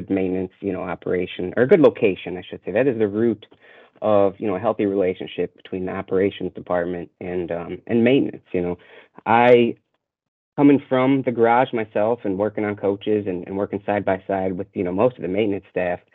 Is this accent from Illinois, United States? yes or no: yes; Chicago, Illinois, United States; moved away as an adult; also born or lived in Seattle / Los Angeles / Dallas; I'm born and raised in Chicago